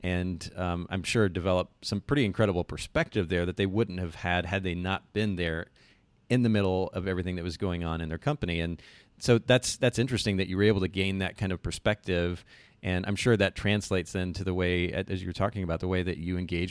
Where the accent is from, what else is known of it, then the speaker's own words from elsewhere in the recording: Kokomo, Indiana, United States; moved away; I'm actually originally from Kokomo, Indiana, a couple hours from you guys there